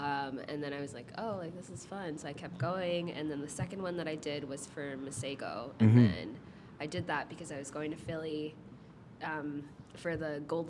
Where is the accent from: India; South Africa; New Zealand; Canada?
Canada; Toronto, Ontario; So I was born in Toronto, actually, like not too far from here.